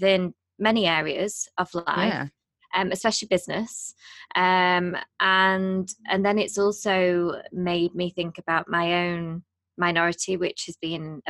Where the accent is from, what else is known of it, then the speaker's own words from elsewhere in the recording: United Kingdom; we're 2 British hosts